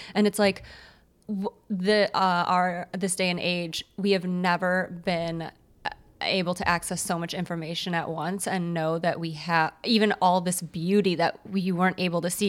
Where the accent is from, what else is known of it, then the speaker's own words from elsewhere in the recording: Morton Grove, Illinois, United States; Morton Grove